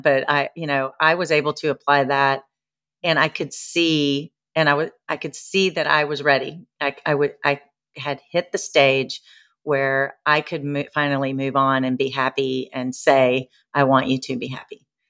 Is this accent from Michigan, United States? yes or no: no; Nashville, Tennessee, United States; moved away as an adult; now in Newport, United States; I'm from Nashville, but I live in Newport, Rhode Island by the ocean right now